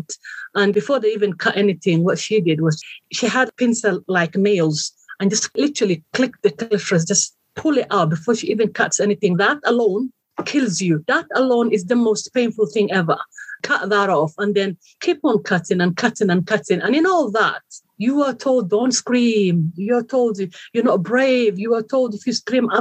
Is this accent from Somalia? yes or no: yes; Somalia; moved away; I come from Somalia, east of Africa. It's called the Horn of Africa. Very beautiful country, very hot country. I was born and raised there